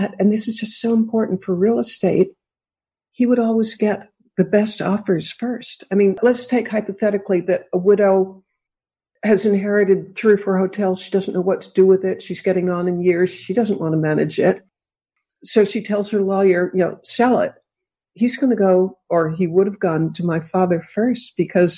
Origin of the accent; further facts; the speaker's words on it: Boston, Massachusetts, United States; moved away; also born or lived in California; I grew up in Boston.